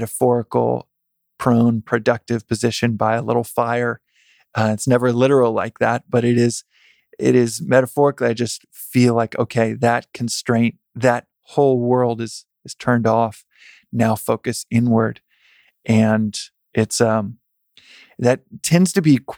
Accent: Texas, United States; Growing up in Texas

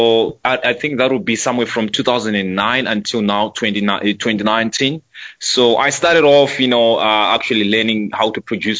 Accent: Centurion, Gauteng, South Africa; I was born and raised in... There's a suburb in Pretoria they call Centurion.

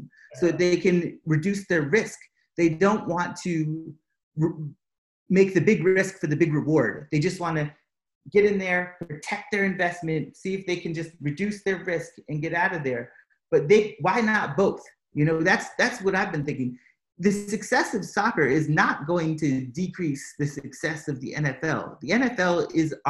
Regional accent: Massachusetts, United States; also born or lived in Atlanta; now in Chicago, United States; I'm from Massachusetts.

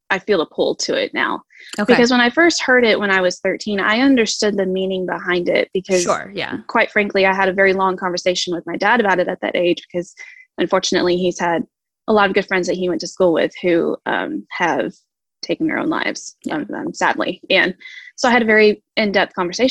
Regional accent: Texas, United States; I am from Texas

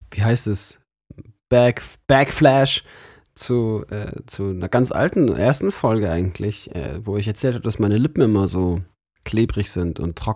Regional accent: Munich, Bavaria, Germany; now in Lörrach, Germany; Aber ich bin trotzdem von weit her dahin gezogen.

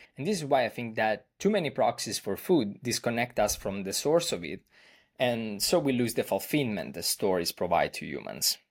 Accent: Italy; I'm from Italy, where I currently live

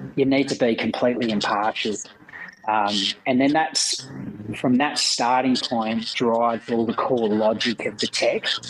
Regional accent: Lake King, Western Australia, Australia; also born or lived in Perth; I grew up in Lake King, RC Esperance port zone in WA

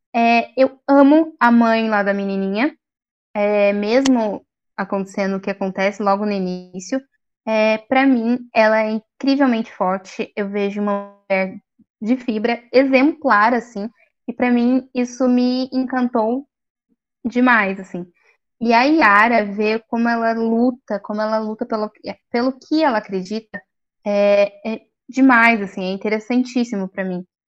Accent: Taubaté, São Paulo, Brazil; eu sou de Taubaté

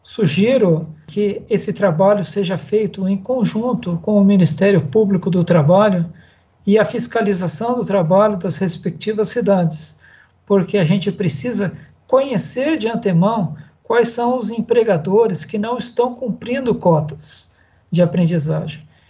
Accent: Vale do Paraíba, São Paulo, Brazil; moved away as an adult; also born or lived in Araçatuba; Hoje, hoje eu estou de volta ao Vale do Paraíba, que é minha terra Natal

